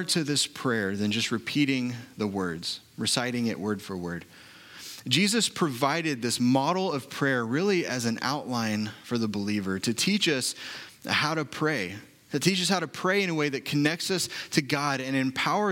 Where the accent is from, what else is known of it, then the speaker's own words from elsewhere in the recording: Oklahoma City, Oklahoma, United States; I was born and raised in Oklahoma City